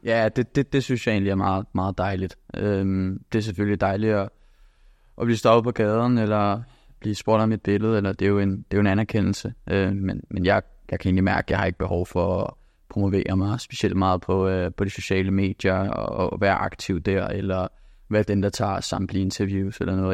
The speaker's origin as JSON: {"language": "Danish", "town": "Copenhagen", "region": "Capital Region of Denmark", "country": "Denmark", "also_born_or_lived": "England", "moved": "as an adult", "lives_now": "Bologna, Italy", "said": "da jeg havde alle muligheder hjemme i København"}